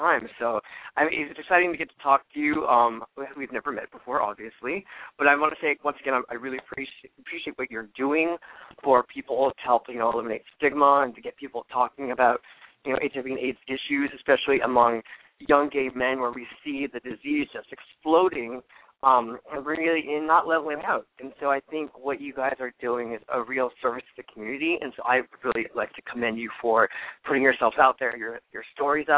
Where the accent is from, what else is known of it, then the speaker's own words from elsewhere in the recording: California, United States; also born or lived in Los Angeles / San Francisco; I'm Californian